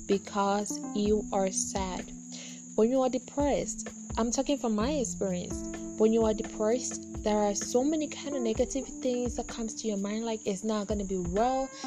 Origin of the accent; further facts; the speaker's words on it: Ghana; I'm just a Ghanaian from Ghana